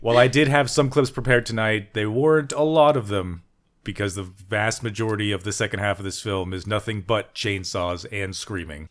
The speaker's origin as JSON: {"language": "English", "region": "Texas", "country": "United States", "said": "I'm your Texan"}